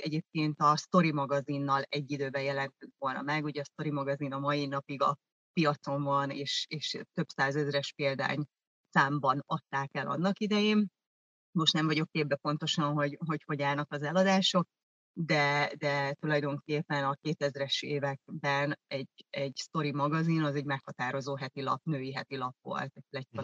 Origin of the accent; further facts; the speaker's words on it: Vác, Pest, Hungary; first language German; Hungarian is a second language; also born or lived in East Germany (GDR) / Veszprém, Hungary; mi Vácon jártunk együtt iskolába, ö, én gyakorlatilag akkor kerültem Vácra, mert hogy eredetileg, nem eredetileg, én Németországba születtem, német anyanyelvel